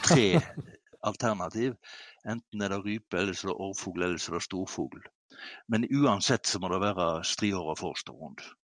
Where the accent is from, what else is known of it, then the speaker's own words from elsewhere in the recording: Kvam, Vestland, Norway; hjemme i Kvam, Hardanger